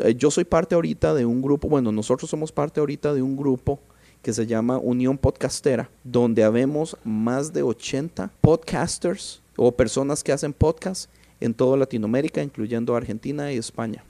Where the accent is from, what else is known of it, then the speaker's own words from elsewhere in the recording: Costa Rica; moved away as an adult; now in Los Angeles, United States; Yo soy de Costa Rica.